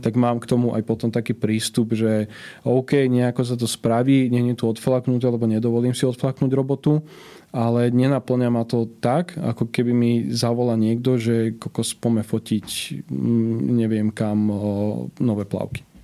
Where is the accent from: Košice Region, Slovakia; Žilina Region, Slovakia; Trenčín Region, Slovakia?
Trenčín Region, Slovakia; Prievidza; No ja som od malička e, som sa učil nemecky lebo vtedy jediný zahraničný kanál, ktorý bol u nás v Prievidzi dostupný